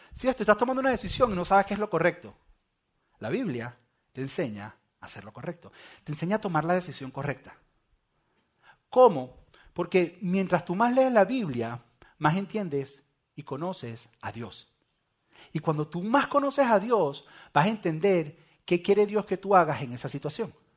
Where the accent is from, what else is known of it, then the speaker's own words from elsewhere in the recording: Venezuela; moved away; yo soy venezolano